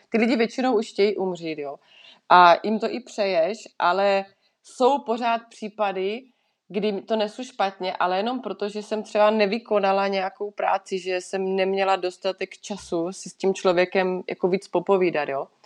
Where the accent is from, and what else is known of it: Czechia; moved away as an adult; now in Switzerland